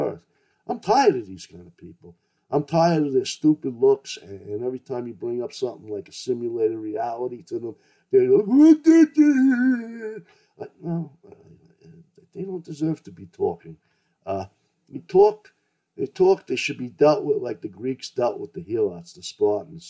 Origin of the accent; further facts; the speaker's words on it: New York City, New York, United States; I grew up in New York City